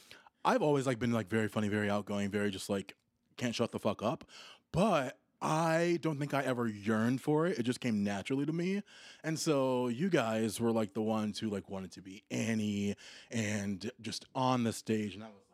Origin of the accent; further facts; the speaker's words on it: Tennessee, United States; born there; also born or lived in Milwaukee / Chicago / Australia; I was born in Tennessee, actually.